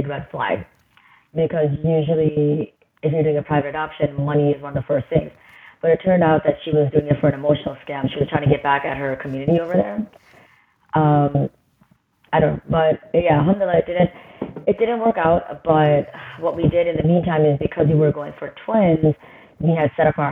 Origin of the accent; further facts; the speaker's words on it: Chicago, Illinois, United States; now in Orlando, United States; So I'm originally from the Chicagoland area. I live in Orlando now.